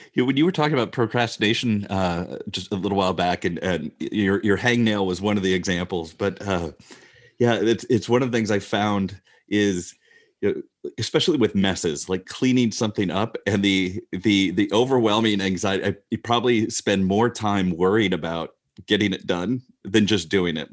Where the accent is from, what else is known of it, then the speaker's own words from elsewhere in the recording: Midwest, United States; as a male growing up in the Midwest